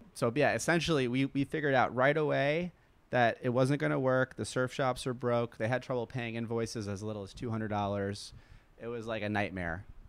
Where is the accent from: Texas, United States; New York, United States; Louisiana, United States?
New York, United States; We grew up surfing in New York